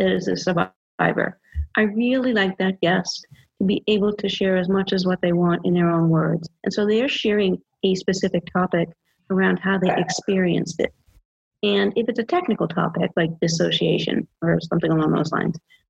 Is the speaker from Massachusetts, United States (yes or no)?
yes; Massachusetts, United States; moved away as an adult; now in Georgia, United States; I'm from Massachusetts, but I've been living in Georgia for the last 5 years